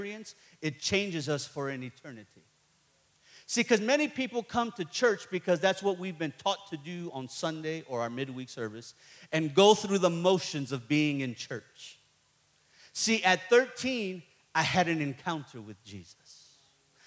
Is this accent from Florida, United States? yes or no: no; Chicago, Illinois, United States; I'm from Chicago